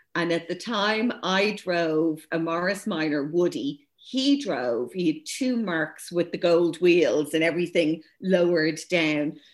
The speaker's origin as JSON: {"language": "English", "town": "Dublin", "region": "Leinster", "country": "Ireland", "tie": "born or raised there", "said": "me growing up as mixed race in St. Louis and Rathmines, I was the only non fully white uh, schoolgirl in the whole school"}